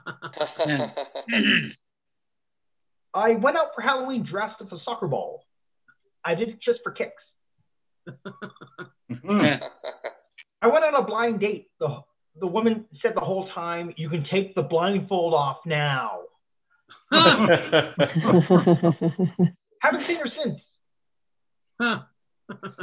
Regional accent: Canada; also born or lived in Ottawa, Ontario; I'm based out of Ottawa, Ontario, Canada. Hey, I'm a Canadian.

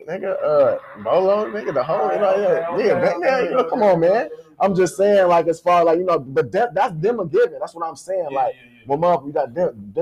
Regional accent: Kalamazoo, Michigan, United States; I'm from Michigan, Kalamazoo, Michigan

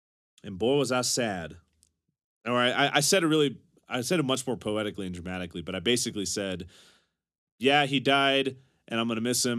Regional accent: Texas, United States; I'm from Texas, if you can't tell, but I just really love poetry

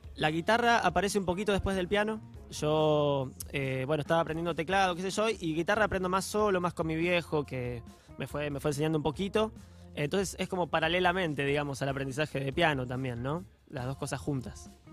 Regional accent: Mar de Ajó, Buenos Aires Province, Argentina; born or raised there; also born or lived in Boston

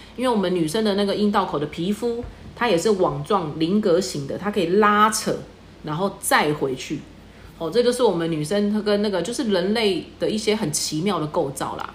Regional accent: Taiwan; 我们台湾人

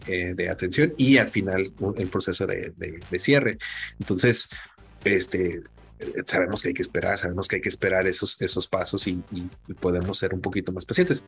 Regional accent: Mexico; como decimos aquí en México

